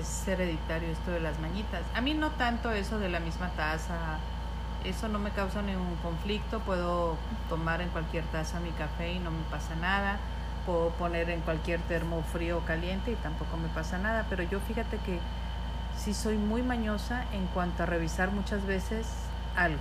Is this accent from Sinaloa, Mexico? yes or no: yes; Mazatlán, Sinaloa, Mexico; somos de aquí de Mazatlán